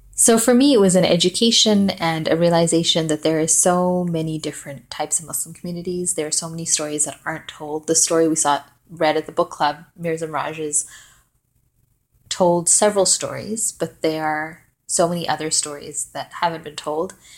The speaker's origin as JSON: {"language": "English", "country": "Malawi", "also_born_or_lived": "Vancouver, Canada", "said": "I'm from Malawi, which is sort of close to South Africa, a few hours away."}